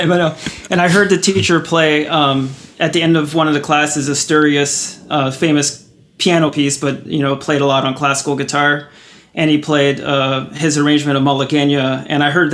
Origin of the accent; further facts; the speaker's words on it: San Diego, California, United States; I grew up in San Diego